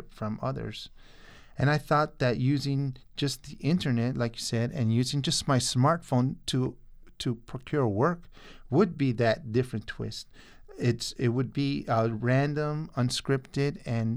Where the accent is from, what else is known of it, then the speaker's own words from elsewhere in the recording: Tucson, Arizona, United States; also born or lived in Nogales, Sonora, Mexico; I was born in Nogales, Sonora. I'm an immigrant, and I was raised here in Tucson